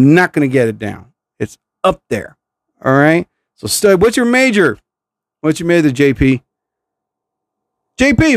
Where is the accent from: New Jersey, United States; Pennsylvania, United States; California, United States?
New Jersey, United States; I'm from New Jersey